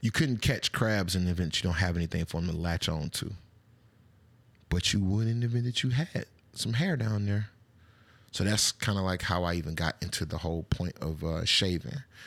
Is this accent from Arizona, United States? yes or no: no; Atlanta, Georgia, United States; I'm from Atlanta